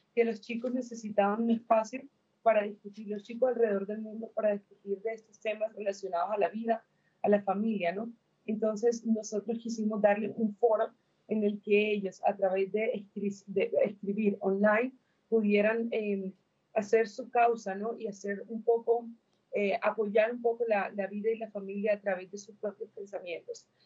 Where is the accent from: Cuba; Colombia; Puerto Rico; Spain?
Colombia; yo soy de Colombia